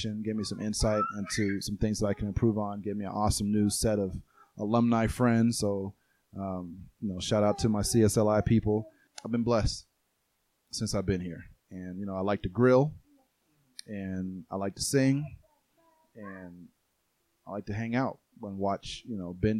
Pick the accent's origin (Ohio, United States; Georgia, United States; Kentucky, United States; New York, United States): Georgia, United States; Atlanta; also born or lived in Key West, Florida; now in Colorado Springs, United States; I was born and raised in Atlanta